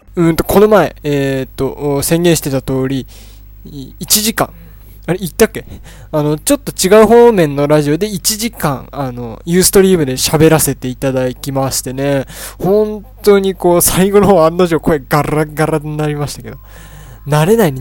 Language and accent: Japanese; Tochigi, Japan; 僕栃木県なんですけど